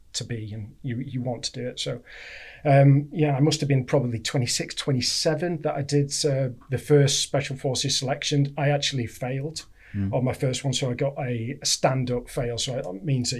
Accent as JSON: {"language": "English", "town": "Kendal", "region": "North West England", "country": "United Kingdom", "tie": "born or raised there", "said": "I was born in Kendal, Cumbria"}